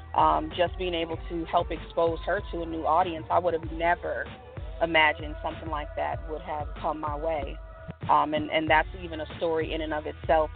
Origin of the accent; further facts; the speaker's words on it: New York City, New York, United States; now in Houston, United States; that's home, born and raised in the Bronx